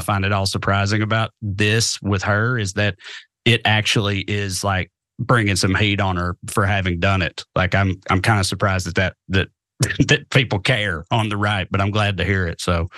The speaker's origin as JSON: {"language": "English", "region": "the South", "country": "United States", "also_born_or_lived": "Cookeville, Tennessee", "said": "as a Southerner"}